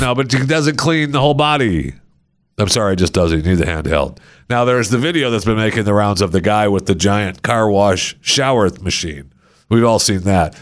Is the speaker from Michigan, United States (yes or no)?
yes; Michigan, United States; I grew up in Michigan